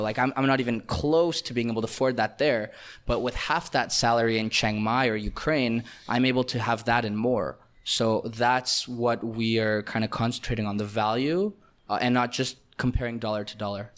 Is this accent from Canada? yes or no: yes; Canada; first language Russian; English is a second language; moved away; also born or lived in Israel; Born in Israel, raised in Canada